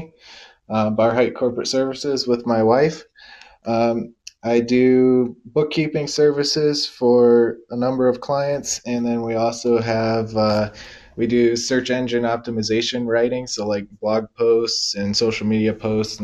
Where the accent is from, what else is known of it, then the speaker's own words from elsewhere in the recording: Archbold, Ohio, United States; also born or lived in Adrian, Michigan; I live in Archbold, Ohio, and that's pretty much where I've lived most of my life, that whole area, Archbold, Wauseon area